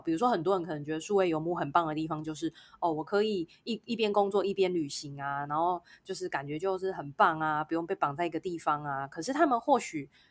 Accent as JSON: {"language": "Chinese", "country": "Taiwan", "said": "我们是台湾人"}